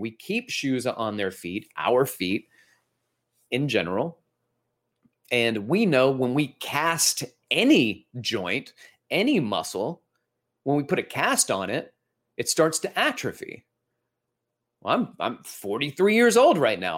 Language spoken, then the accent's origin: English; Alabama, United States; we're from Alabama, so I, I'm gonna Alabama on you for a moment here with my dad.